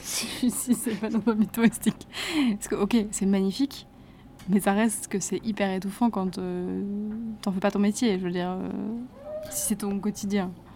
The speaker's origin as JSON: {"language": "French", "region": "Normandy", "country": "France", "said": "je viens d'à côté d'Evreux"}